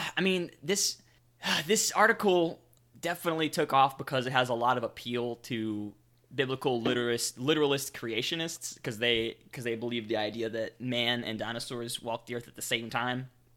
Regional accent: the South, United States; I'm from the South.

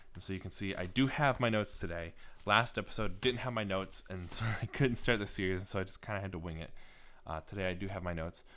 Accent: Northern Ohio, United States; also born or lived in Cincinnati, Ohio; I grew up in Northern Ohio

